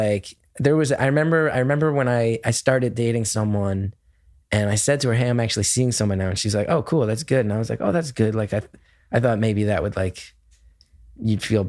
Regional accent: West Orange, New Jersey, United States; who grew up in North Jersey

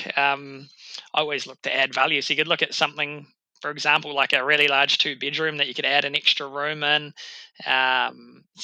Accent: New Zealand; It's my hometown. It's actually where I've set up my gym now.

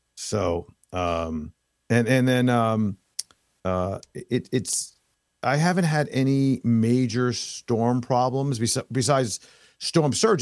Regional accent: New York City, New York, United States; moved away as an adult; also born or lived in Long Island, New York; now in Florida, United States; Born and raised in New York. I was born in, um, in, uh, Manhattan

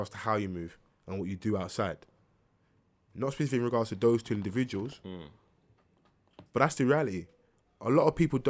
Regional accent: London, United Kingdom; I'm from South as well.

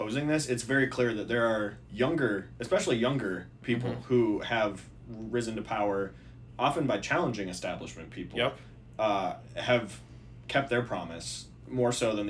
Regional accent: Minnesota, United States; 6th district was my district I grew up in Minnesota.

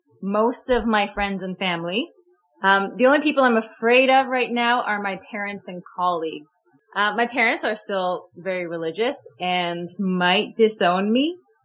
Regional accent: Canada

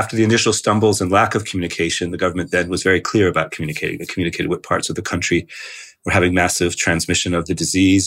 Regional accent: United States; moved away as an adult; now in Paris, France; I'm American originally, although I have UK nationality as well

